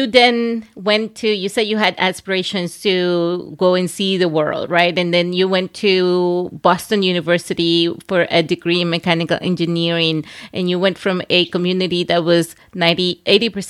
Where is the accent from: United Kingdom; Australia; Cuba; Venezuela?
Venezuela; now in United States; I grew up in a border town as well in Venezuela. It's a city on the border with Colombia.